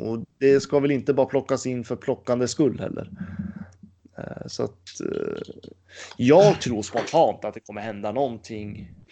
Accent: Gävle, Gävleborg County, Sweden; som en Gävlebo så vet man ju hur man tänker i Gävle

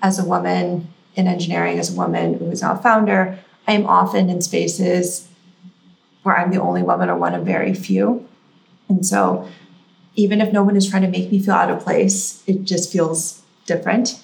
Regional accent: Silicon Valley, California, United States; I grew up in Silicon Valley

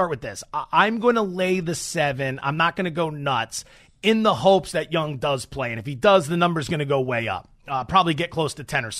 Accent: Allentown, Pennsylvania, United States; I'm from Allentown, Pennsylvania

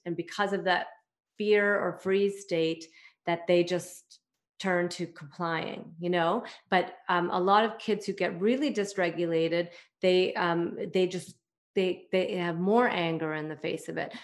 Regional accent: Toronto, Ontario, Canada; I am from Toronto, Canada

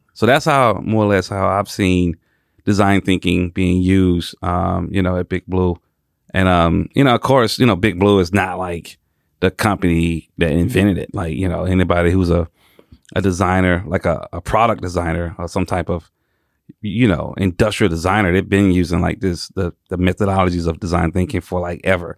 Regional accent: Atlanta, Georgia, United States; born and raised in Atlanta, Georgia.

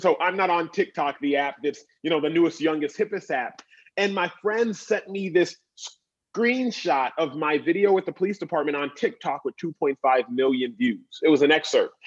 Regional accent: Dallas, Texas, United States; now in Los Angeles, United States; I grew up in Dallas, Texas

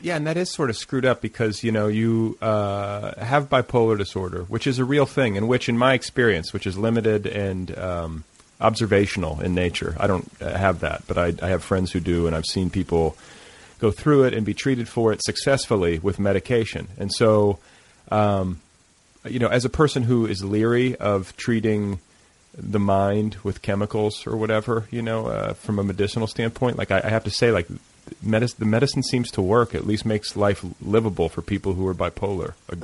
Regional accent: Midwest, United States; I'm from the Midwest

